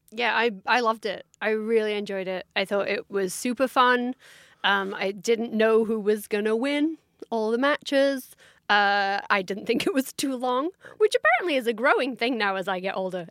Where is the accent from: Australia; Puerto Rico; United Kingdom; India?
United Kingdom; as a British fan